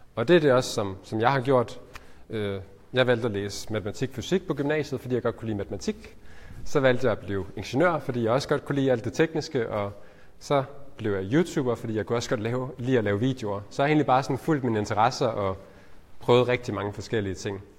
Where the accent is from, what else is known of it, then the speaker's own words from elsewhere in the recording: Ullerslev, Southern Denmark, Denmark; also born or lived in Nyborg / Spain; Så sådan en helt øh, almindelig opvækst i en almindelig familie på, i, på Fyn, øh, i en, en lille by, der hedder Ullerslev